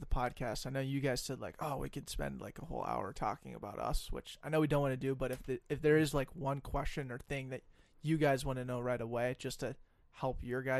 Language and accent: English; Colorado, United States; now in Minnesota, United States; a guy who's not from Minnesota, I'm from Colorado